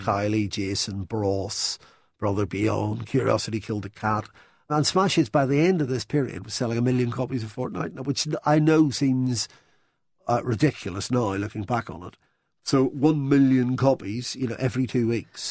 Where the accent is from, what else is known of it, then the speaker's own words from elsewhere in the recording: Belfast, Northern Ireland, United Kingdom; moved away as an adult; also born or lived in London; I grew up in Belfast